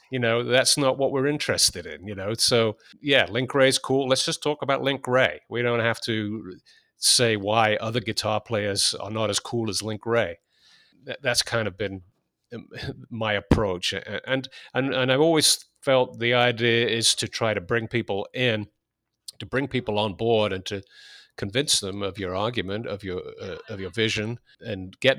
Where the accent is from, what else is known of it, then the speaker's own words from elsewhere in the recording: England, United Kingdom; I was born in 1962. So when punk broke in England in 76, I was 14 years old. And I think anyone growing up in England at that time felt that the music had gotten a bit stale.